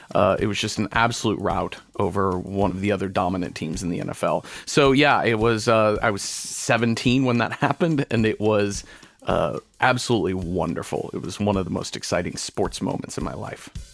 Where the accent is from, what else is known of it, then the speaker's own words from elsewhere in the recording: Mesquite, Texas, United States; I grew up in the suburbs of Dallas, Texas, in Mesquite is the name of my hometown